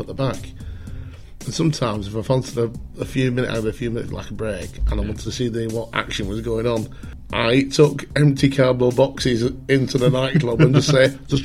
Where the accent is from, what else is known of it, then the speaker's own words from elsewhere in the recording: Oldham, North West England, United Kingdom; moved away as an adult; also born or lived in Wales / Blackpool; I'm from Oldham, yeah. I was born there, I lived there for many years, and then when I was about 21-ish, I skedaddled to Wales for a bit